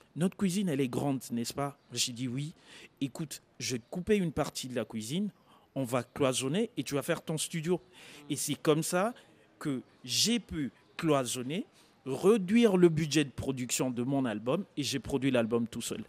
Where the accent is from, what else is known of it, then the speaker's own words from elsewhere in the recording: Kisangani, Tshopo, DR Congo; je suis congolais, j'ai grandi à Kisangani